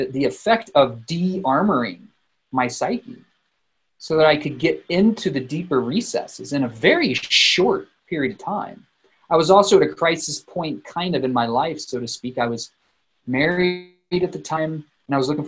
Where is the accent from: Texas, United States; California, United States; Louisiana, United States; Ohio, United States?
Texas, United States; South; moved away as an adult; also born or lived in Denver, Colorado; now in Boulder, United States; I was born in South Texas